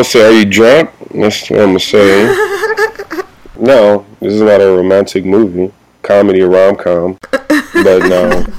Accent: Compton, California, United States; Yeah, I'm from Compton.

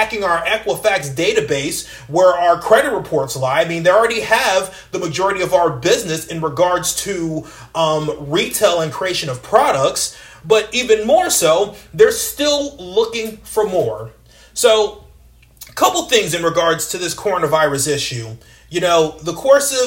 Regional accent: United States; an American taxpayer

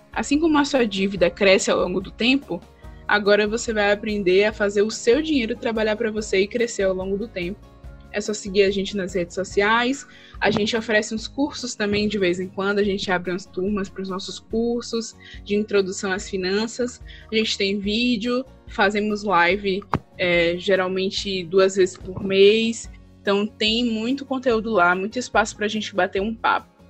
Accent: Valença, Bahia, Brazil; now in Salvador, Brazil; Lá na minha cidade mesmo, no interior de Valença, na Bahia, interior da Bahia

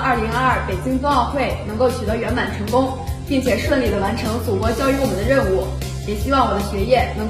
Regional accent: Chengde, Hebei, China; 来自河北省承德市。

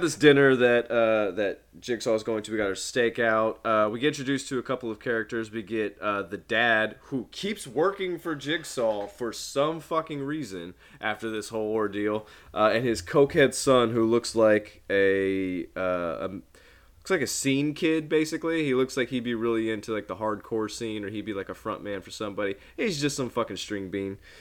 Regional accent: Midwest, United States; being a Midwesterner

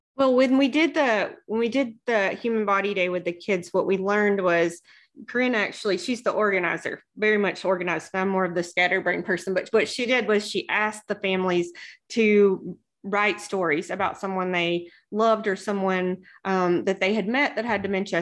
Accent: the South, United States; I grew up in the South

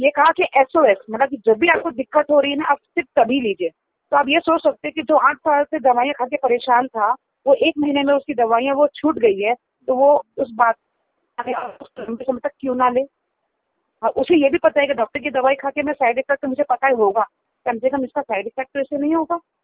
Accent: Mumbai, Maharashtra, India; now in Delhi, India; मैं मुंबई से हूँ

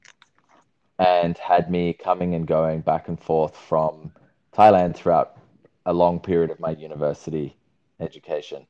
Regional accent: Sydney, New South Wales, Australia; moved away as an adult; now in Byron Bay, Australia; So I am currently living in the Byron Shire, Byron Bay area. I grew up in Sydney

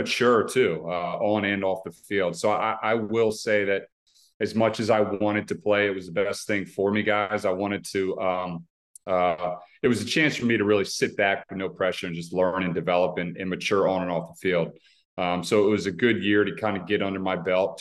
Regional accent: Maryland, United States; my hometown

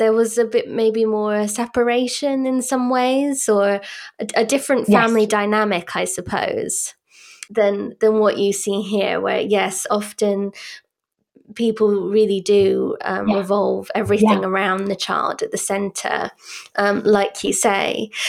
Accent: France; also born or lived in United Kingdom; I grew up partly in France

